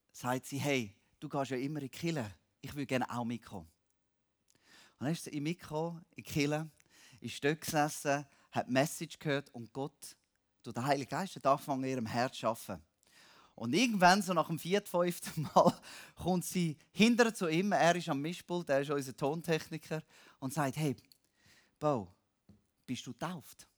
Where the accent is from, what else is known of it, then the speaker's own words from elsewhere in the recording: Switzerland; now in Cambodia; als Schweizer